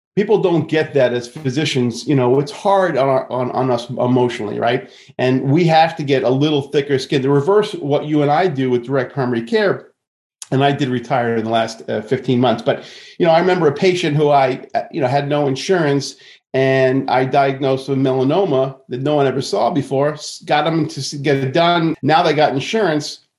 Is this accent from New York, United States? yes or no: yes; Long Island, New York, United States; I grew up in Long Island and in New York, and, and I can have this, unfortunately, a New Yorker attitude sometimes